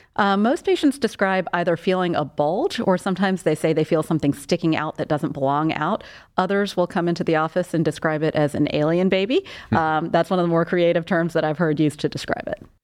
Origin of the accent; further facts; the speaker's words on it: South Carolina, United States; moved away as an adult; also born or lived in Portland, Maine / Charlotte, North Carolina / Denver; now in Cleveland, United States; I'm originally from South Carolina, where I was born and raised. I grew up there.